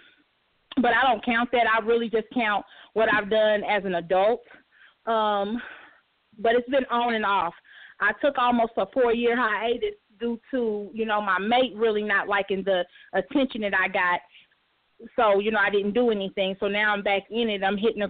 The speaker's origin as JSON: {"language": "English", "region": "Tennessee", "country": "United States", "said": "a country girl. I'm from Tennessee."}